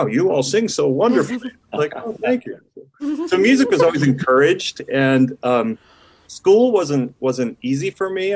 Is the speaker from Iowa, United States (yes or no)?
yes; Iowa, United States; moved away as an adult; now in Salt Lake City, United States; So I grew up in Iowa